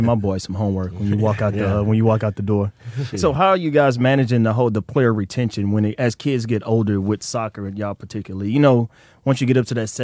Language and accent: English; Port Arthur, Texas, United States; I grew up in Port Arthur